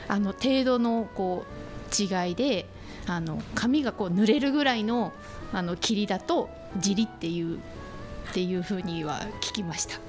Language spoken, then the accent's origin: Japanese; Sapporo, Hokkaido, Japan; moved away as an adult; now in Kushiro, Japan; 札幌出身で、えー、釧路にお嫁に来たんですけど